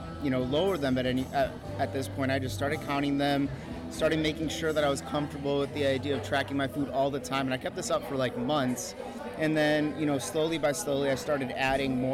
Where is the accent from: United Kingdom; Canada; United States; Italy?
United States; Chicago, Illinois; I'm from Chicago.